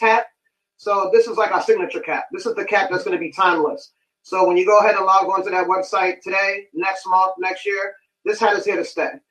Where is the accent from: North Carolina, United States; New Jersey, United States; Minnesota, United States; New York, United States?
New York, United States; New York City; I'm from Bronx, New York. Uh, two W go to White Plains. Fun fact: grew up living down the block from …